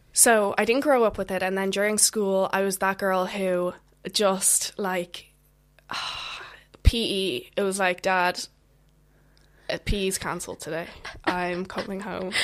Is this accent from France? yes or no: no; just outside of Dublin, Leinster, Ireland; I'm from Ireland, just outside of Dublin.